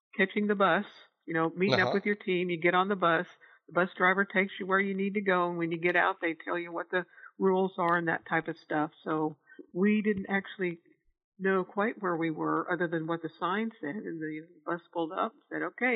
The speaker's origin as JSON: {"language": "English", "town": "Donnellson", "region": "Iowa", "country": "United States", "tie": "born or raised there", "said": "I was always from Donelson. We lived in the same place"}